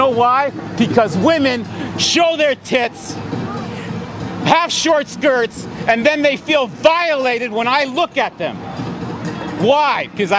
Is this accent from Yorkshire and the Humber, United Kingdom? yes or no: yes; Yorkshire and the Humber, United Kingdom; I'm from Humberside. I'm sorry if I made a fool of Humberside